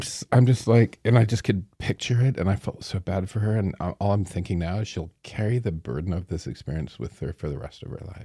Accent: Strathroy, Ontario, Canada; also born or lived in London, Ontario; I was born in Strathroy

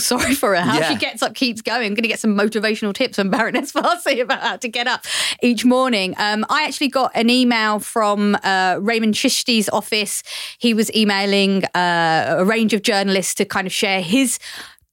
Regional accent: London, United Kingdom; I was born in Barking and I went to school in Dagenham.

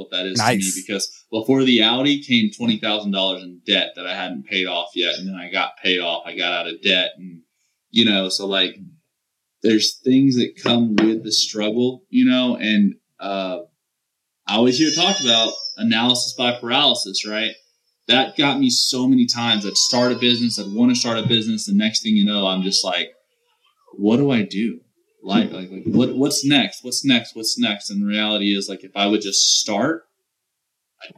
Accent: the South, Southern United States, United States; accent: southern twang; I have a little twang in my accent

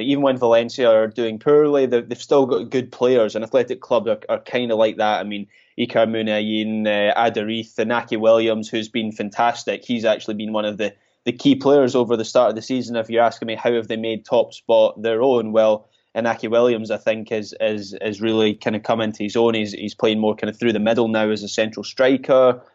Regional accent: Scotland, United Kingdom; I'm Scottish

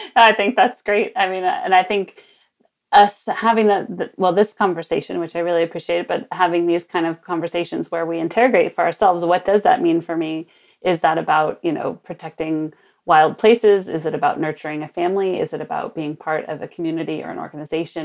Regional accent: Sonoma, California, United States; also born or lived in New York; my hometown of Sonoma, north of San Francisco

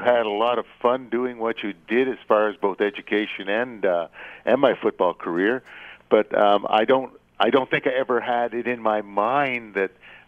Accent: Hamilton, Ontario, Canada; I grew up in the west end of the city in West Hamilton

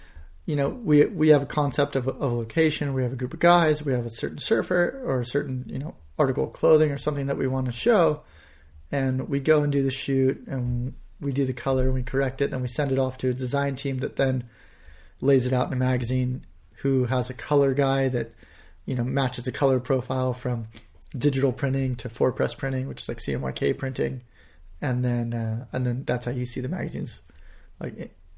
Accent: California, United States

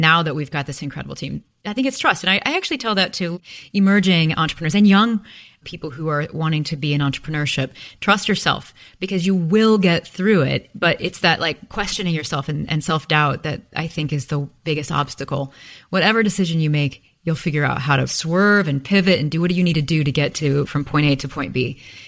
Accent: Midwest, United States; And there's something about growing up in the Midwest too.

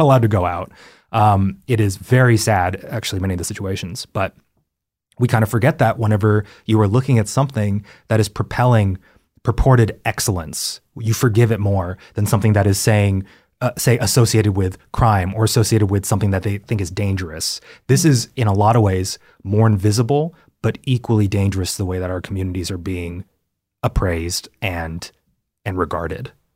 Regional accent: Texas, United States; now in Los Angeles, United States; growing up in Texas

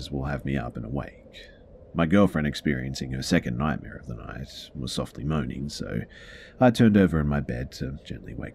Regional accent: Malaysia; it's definitely not because I'm from Malaysia and uh, we don't have foxes here.

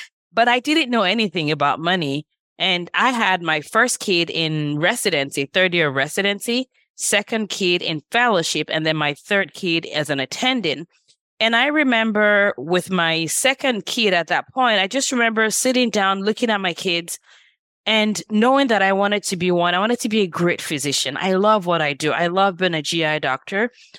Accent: Nigeria; now in Los Angeles, United States; And I moved from Nigeria about 25 years ago, which is crazy. I'm like, feels like yesterday, but it's been 25 years. And at that point, my siblings and I moved here, and my parents spent most of their time in Nigeria.

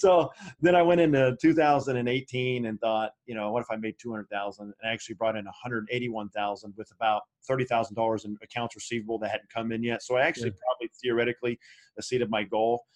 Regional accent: Anderson, Indiana, United States; moved away as an adult; I was back in my hometown

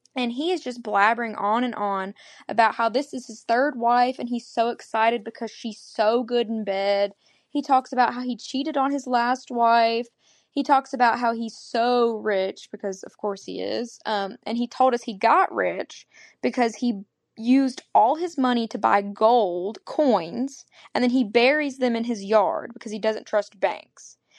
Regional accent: Arkansas, United States; I'm from Arkansas

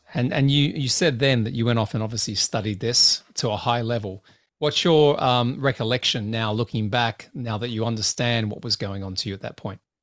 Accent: Australia; I'm an Australian

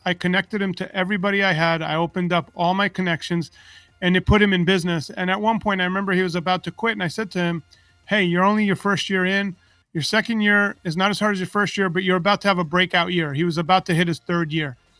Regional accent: New York, United States; I grew up in New York and I came from a very big fat Greek family

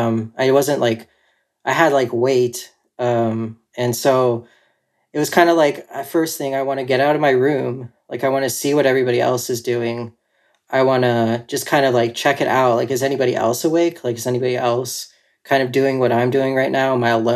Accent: North Carolina, United States; also born or lived in California; now in Asheville, United States; I'm currently living in Asheville, North Carolina, but I've moved around a lot. So I was born in California, and I lived there until I was about 9. Then my family moved out here to like the Charlotte area.

